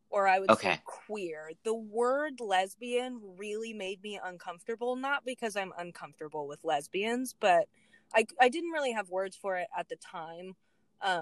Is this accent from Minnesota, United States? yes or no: no; San Antonio, Texas, United States; moved away as an adult; now in Maine, United States; I grew up in San Antonio, Texas.